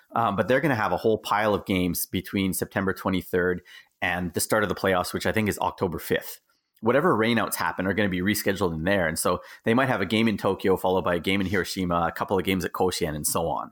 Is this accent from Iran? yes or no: no; Canada; moved away as an adult; also born or lived in Okinawa, Japan; now in Japan; gone back to my home country, which is Canada